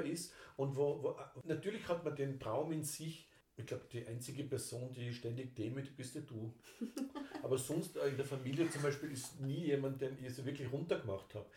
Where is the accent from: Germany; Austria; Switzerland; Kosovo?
Austria; bei uns in Österreich